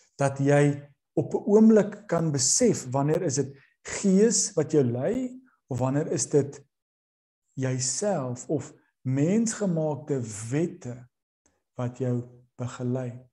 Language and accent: Afrikaans; South Africa; Ons as Suid-Afrikaners